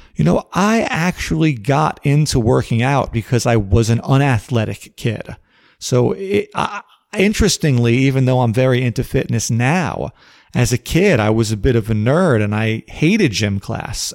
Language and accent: English; New York City, New York, United States; I was born in Brooklyn, New York in the summer of nineteen seventy-nine